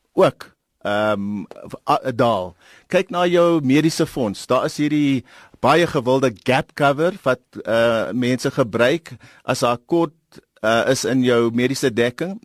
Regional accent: Eastern Cape, South Africa; ek kom van die Oos-Kaap

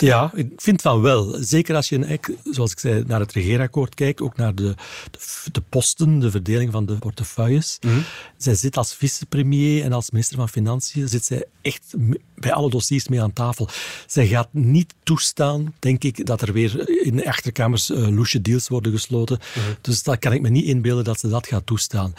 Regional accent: Flanders, Belgium; als Vlaming

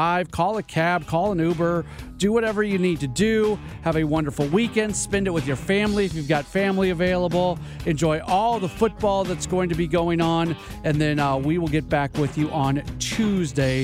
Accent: St. Louis, Missouri, United States; moved away as an adult; also born or lived in Milwaukee; get back to St. Louis, get back to my hometown

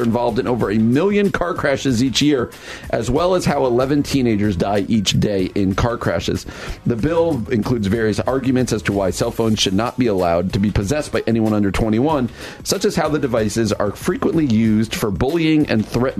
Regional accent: New Jersey, United States; I grew up in the town of New Jersey.

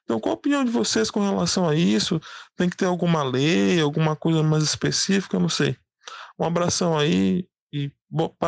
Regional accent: São Luís, Maranhão, Brazil; eu sou de São Luís

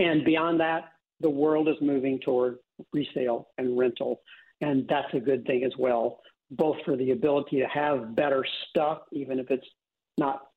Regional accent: Midwest, United States; born or raised there

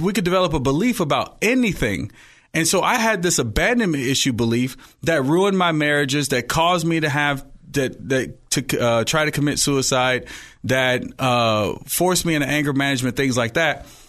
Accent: Oakland, California, United States; also born or lived in Hayward; I was born in Hayward, raised in Oakland

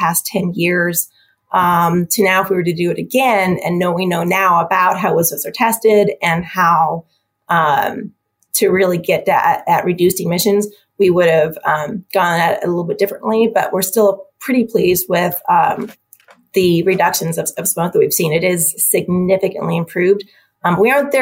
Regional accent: Helena, Montana, United States; also born or lived in Washington / Michigan; now in Missoula, United States; I'm from Montana, so I'm from Helena, grew up in Helena

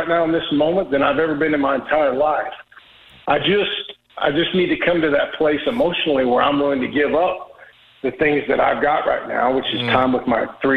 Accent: Oklahoma, United States; I'm from Oklahoma

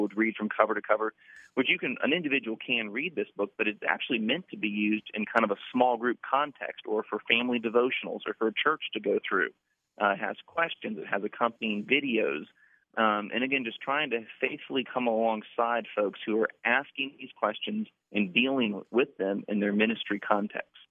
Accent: Orlando, Florida, United States; I'm from Orlando, so that's part of my identity. I'm from Orlando

